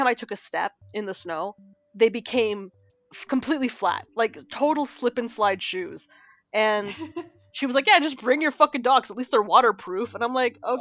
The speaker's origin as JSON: {"language": "English", "country": "Canada", "said": "as a Canadian"}